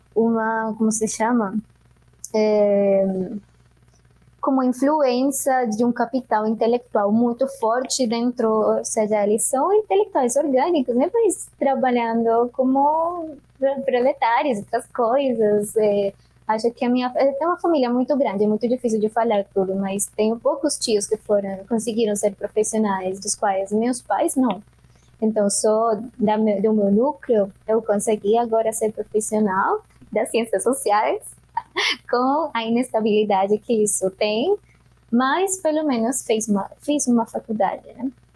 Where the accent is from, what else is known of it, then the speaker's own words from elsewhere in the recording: Bogotá, Colombia; Portuguese is a second language; moved away as an adult; now in Brazil; Eu venho da Colômbia e mais especificamente da Bogotá, de Bogotá. Eu nasci na Cordilheira Oriental da, dos Andes, que é onde fica o altiplano né, da, de Bogotá